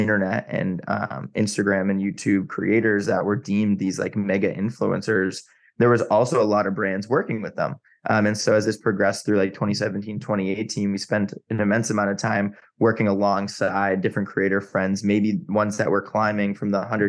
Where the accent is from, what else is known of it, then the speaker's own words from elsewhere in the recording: Massachusetts, United States; moved away as an adult; also born or lived in New York / Chicago / Los Angeles; I grew up in Massachusetts, spent a lot of time in New York, went to school in Chicago